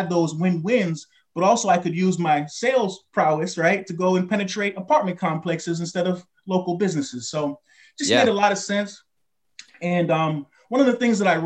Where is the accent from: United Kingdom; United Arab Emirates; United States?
United States; Rhode Island; moved away as an adult; now in Florida, United States; I'm from Rhode Island West